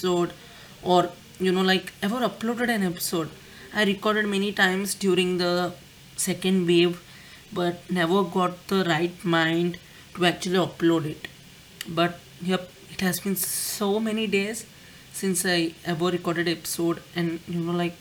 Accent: India; I'm Indian

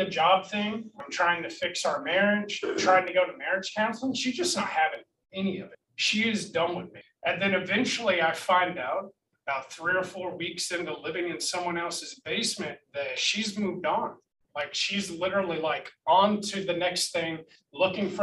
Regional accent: Acworth, Georgia, United States; also born or lived in Cartersville, Georgia; I grew up in Northwest Georgia in Ackworth and Cartersville

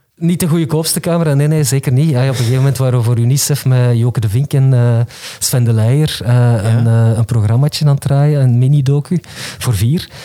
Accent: the Kempen, Flanders, Belgium; ik ben van de Kempen.

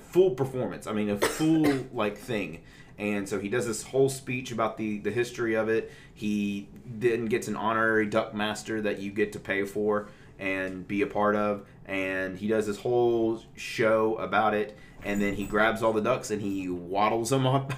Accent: Memphis, Tennessee, United States; we are from Memphis

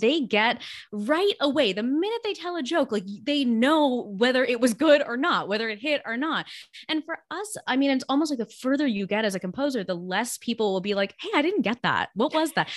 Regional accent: Los Angeles, California, United States; first language Gujarati; English is a second language; I grew up in Los Angeles

